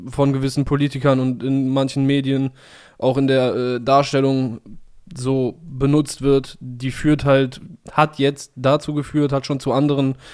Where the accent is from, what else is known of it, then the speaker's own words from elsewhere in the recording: Cologne, North Rhine-Westphalia, Germany; für mich als Kölsche Jung so fast so fast wie so ein Adelsziel an Karneval Samstag.